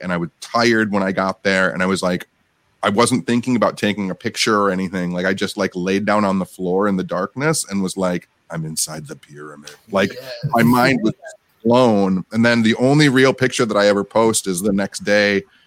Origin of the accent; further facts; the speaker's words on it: Michigan, United States; growing up in Michigan